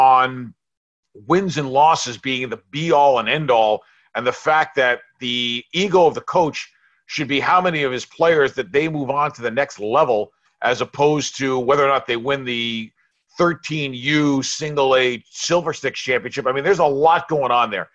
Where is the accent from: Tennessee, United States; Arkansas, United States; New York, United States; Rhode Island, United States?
New York, United States; when I was growing up in New York